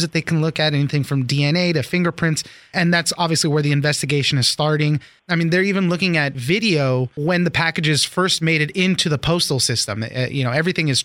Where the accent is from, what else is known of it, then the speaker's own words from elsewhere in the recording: Southern California, United States; I grew up in Southern California